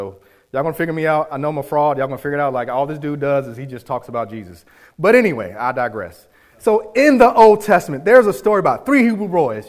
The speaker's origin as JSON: {"language": "English", "region": "New York", "country": "United States", "tie": "born or raised there", "said": "I grew up in New York with my dad, spent a couple summers there and a year with him."}